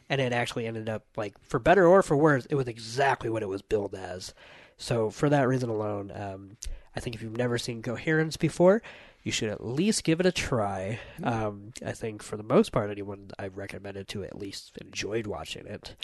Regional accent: United States; as an American

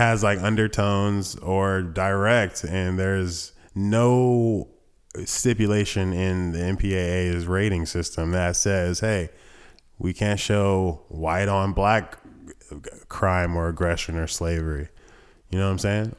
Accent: Thomasville, United States; I was born in Thomasville

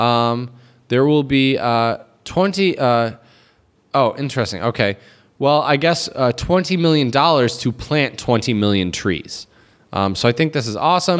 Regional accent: United States; now in China; as an American

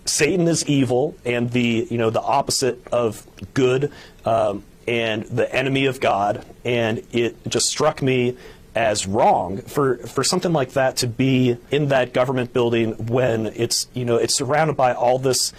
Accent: United States; And I'm, you know, I'm American and I love our country.

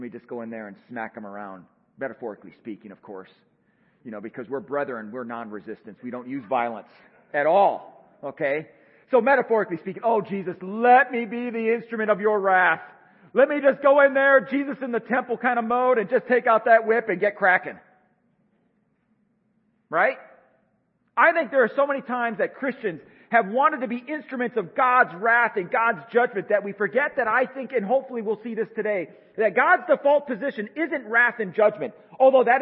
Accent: United States; I think myself as an American

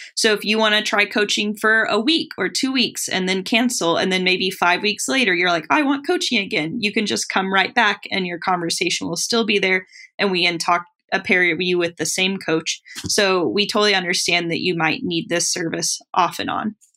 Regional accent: Tennessee, United States; I grew up in Tennessee

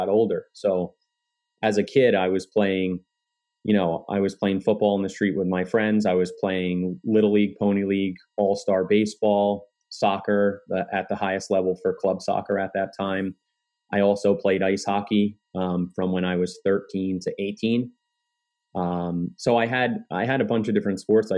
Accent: Kearny, New Jersey, United States; So I grew up in Kearney, New Jersey.

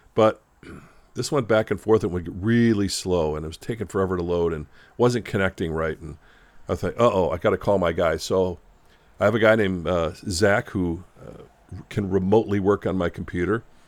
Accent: Chicago, Illinois, United States; Growing up as a kid in Chicago

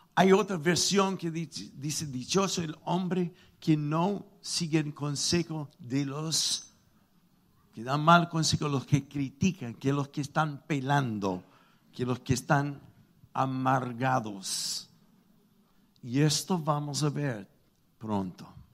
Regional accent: United States; Spanish is a second language; moved away; soy gringo

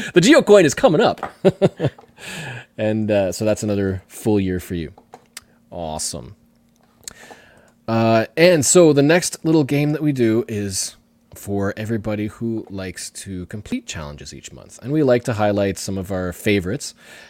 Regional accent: Ohio, United States; taken me to many cool new places, mostly in my home state of Ohio.

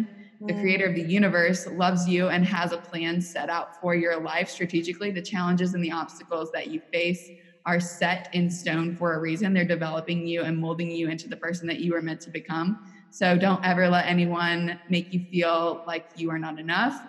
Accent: Missouri, United States; accent: Missouri; maybe I'll lose my Missouri accent. And then when I come back to Kansas City

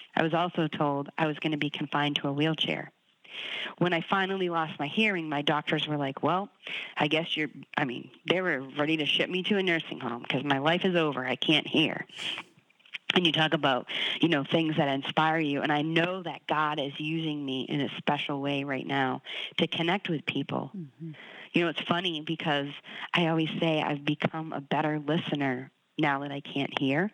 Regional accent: Boston, Massachusetts, United States; I'm from Boston, so New England sports is in my blood

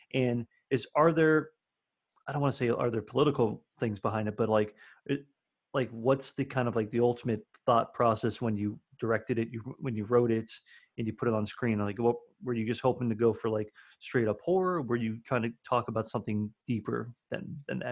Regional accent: Miami, Florida, United States; now in Nashville, United States; I'm from Florida originally, so I would get Gulf oysters all the time, being in like the Miami area. So I grew up eating

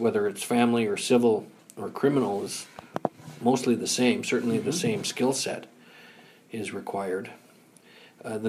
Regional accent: Timmins, Ontario, Canada; moved away as an adult; now in Ottawa, Canada; I'm originally from Northern Ontario, Timmins

